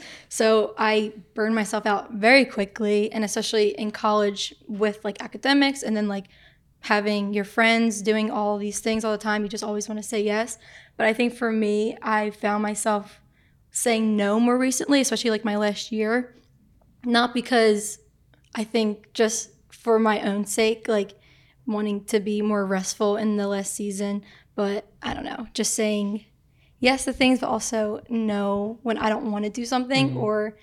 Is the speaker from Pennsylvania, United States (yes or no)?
yes; Philadelphia, Pennsylvania, United States; moved away; I'm from Philly, and so I was at my community college